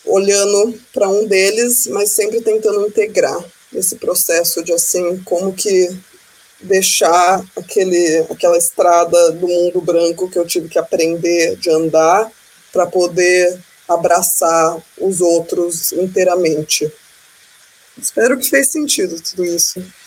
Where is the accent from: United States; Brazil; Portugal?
United States; Portuguese is a second language; crescendo fora do Brasil, minha família é super evangélica, é, bem religiosos. Eu crescendo aqui nos Estados Unidos